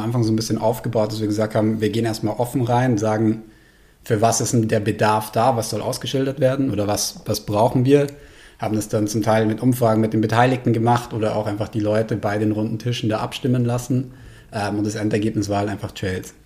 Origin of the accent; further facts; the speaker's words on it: Munich, Bavaria, Germany; also born or lived in South Tyrol, Italy; Vorschule und Schule war ich dann halt in München